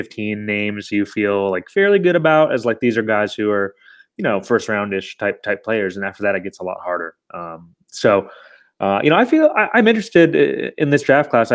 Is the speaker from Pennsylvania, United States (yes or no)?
no; Chicago, Illinois, United States; moved away as an adult; also born or lived in New York; I moved back to Chicago over the summer where I'm from